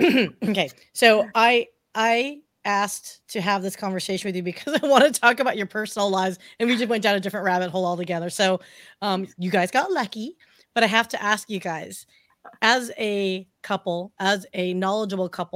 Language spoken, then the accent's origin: English; United States; I was born in the United States